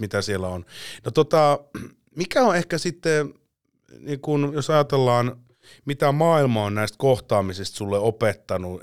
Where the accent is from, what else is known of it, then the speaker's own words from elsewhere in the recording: Finland; olen Suomesta